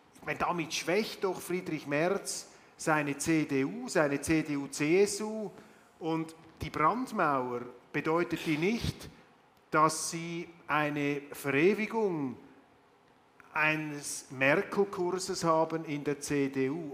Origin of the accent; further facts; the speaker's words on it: Switzerland; als Schweizer